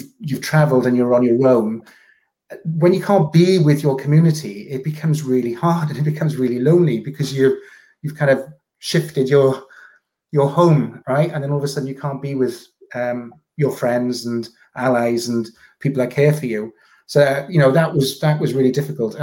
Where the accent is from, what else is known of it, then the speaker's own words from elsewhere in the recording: South Wales, United Kingdom; I grew up in a small town in South Wales